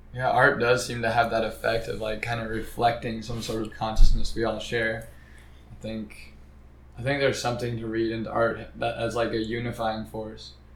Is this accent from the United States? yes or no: yes; Midwest, United States; I'm like from the Midwest.